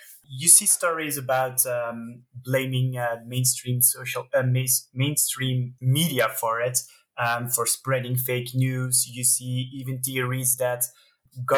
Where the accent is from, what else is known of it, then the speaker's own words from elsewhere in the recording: Belgium; I'm from Belgium